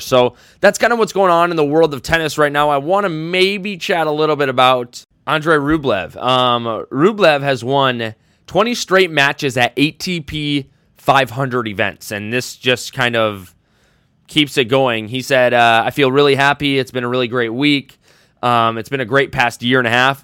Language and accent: English; United States; accent: American; my English accent, American accent